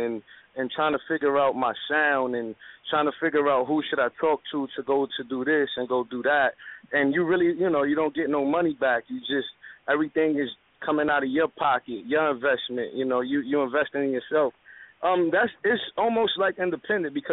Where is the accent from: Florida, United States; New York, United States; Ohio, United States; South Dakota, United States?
New York, United States; New York City; I come from Uptown Westside Dykeman where things is kind of real